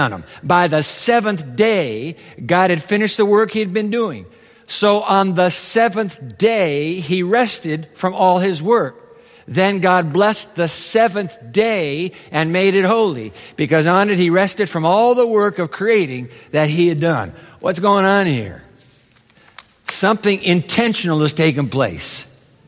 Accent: Japan; moved away; I was a kid growing up in Japan

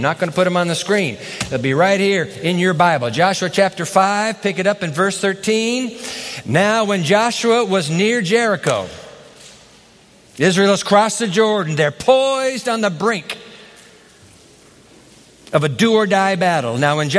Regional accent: Japan; When I was a boy growing up in Japan as a missionary's kid, I heard about an African-American gospel singer named …

